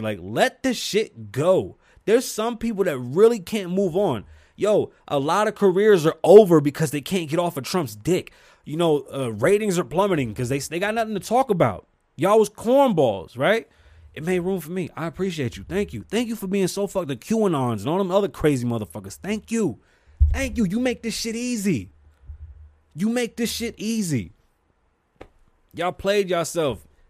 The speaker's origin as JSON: {"language": "English", "town": "New York City", "region": "New York", "country": "United States", "moved": "yes", "lives_now": "Las Vegas, United States", "said": "I'm from New York City"}